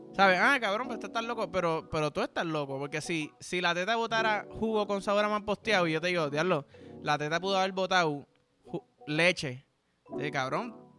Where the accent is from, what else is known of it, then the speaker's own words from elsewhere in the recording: Puerto Rico; yo soy boricua